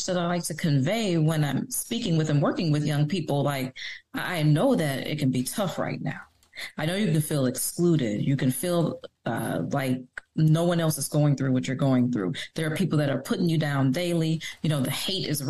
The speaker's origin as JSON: {"language": "English", "town": "Detroit", "region": "Michigan", "country": "United States", "tie": "born or raised there", "said": "I was born and raised in Detroit"}